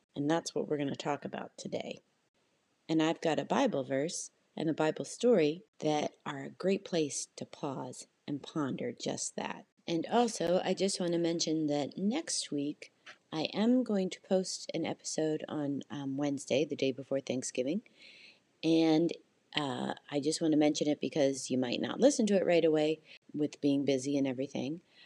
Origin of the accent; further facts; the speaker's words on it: Canada; I'm Canadian and, you know, in Canada, it's just not as uh, a, a big of a holiday